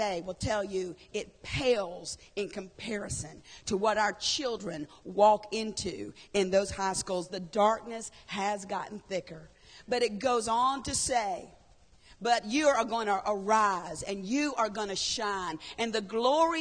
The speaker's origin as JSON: {"language": "English", "area": "Horry County", "region": "South Carolina", "country": "United States", "said": "I'm from Horry County"}